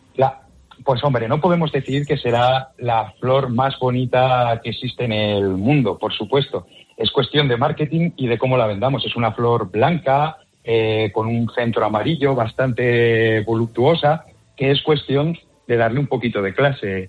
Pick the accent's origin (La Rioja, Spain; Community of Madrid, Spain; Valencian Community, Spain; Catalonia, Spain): La Rioja, Spain; yo soy riojano, si algo sabemos en La Rioja es chascar patatas